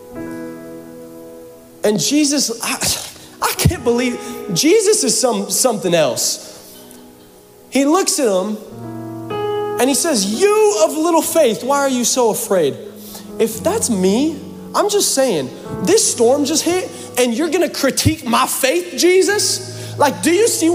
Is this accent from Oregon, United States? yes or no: no; Seattle, Washington, United States; I'm from Seattle